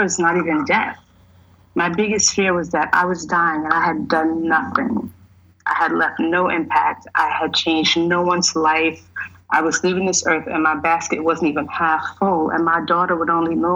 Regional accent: New York, United States; I'm from New York

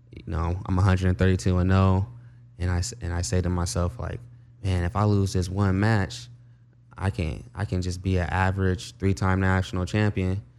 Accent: Compton, California, United States; I grew up in Compton

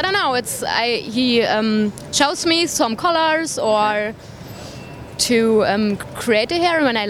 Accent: Germany; English is a second language; also born or lived in Bonn; From Germany.

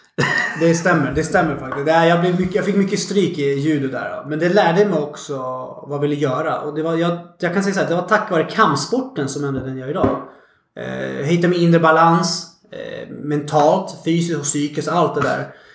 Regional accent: Stockholm, Stockholm County, Sweden; born or raised there

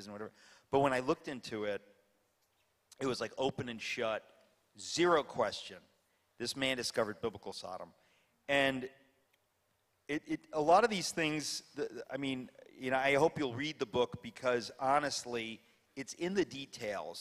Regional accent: New York, United States; I'm a New Yorker

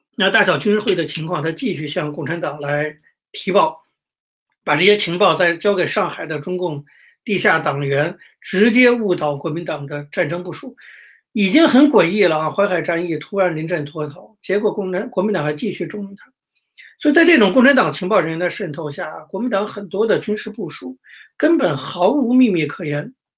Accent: Beijing, China; 北京人呐，从小我在北京长大，北京人讲话好像一般都有这特点，越讲越快

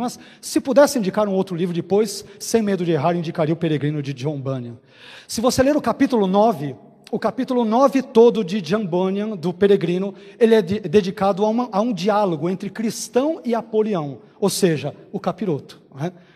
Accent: São Caetano do Sul, São Paulo, Brazil; Eu nasci no interior também, em São Caetano.

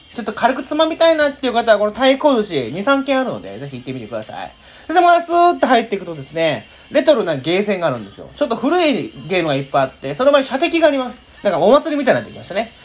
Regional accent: Nara, Japan; 奈良に生まれて、大阪もよく遊びに来たけど

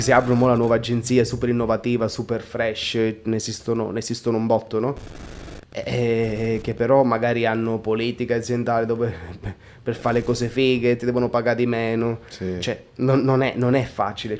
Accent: Altomonte, Calabria, Italy; now in Milan, Italy; nel mio paesino

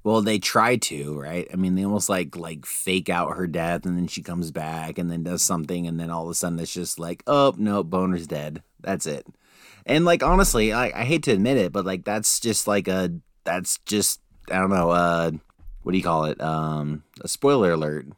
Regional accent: Utah, United States; we're from Utah

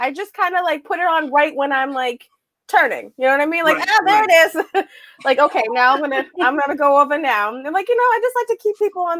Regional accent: Weymouth, Massachusetts, United States; I'm from South Weymouth.

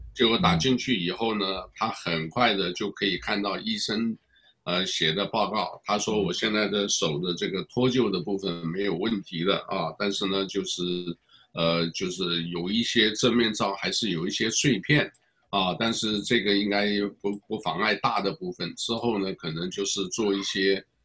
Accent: Taiwan; 我来自台湾啊，我当然老家是湖南衡阳

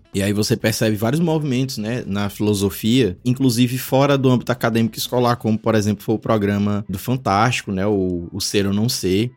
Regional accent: Piauí, Brazil; also born or lived in Teresina, Piauí / Caxias, Maranhão; eu sou do Piauí

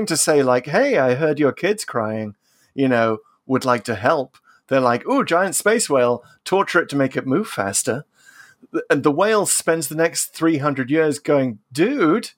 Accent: United Kingdom; the resident Brit on Pull to Open

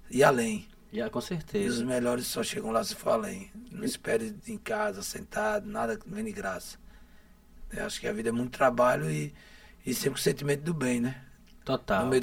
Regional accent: Aracaju, Sergipe, Brazil; Eu sou oriundo, oriundo do conjunto Castelo Branco, né? Nasci no Castelo, oh. é, Castelo Branco lá, esse bairro que me acolheu no meu nascimento, né?

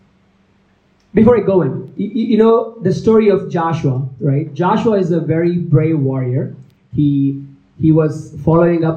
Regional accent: India; moved away; I'm from India

